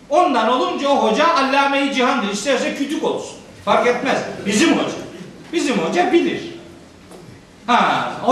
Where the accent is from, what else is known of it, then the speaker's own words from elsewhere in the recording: Anatolia, Turkey; born there; O itibarla madem ki Anadolu'da doğduk, madem ki Müslüman ailelerin çocuklarıyız, madem ki kitabımız diye Kur'an kabulümüz var, o zaman bu kitapla tanışık ve barışık olmak zorundayız.